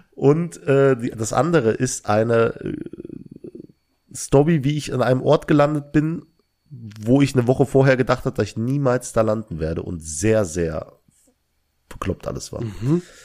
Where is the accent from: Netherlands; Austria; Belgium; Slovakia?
Belgium; now in Langweiler, Germany; ich komme aus Belgien, aber wohne in Langweiler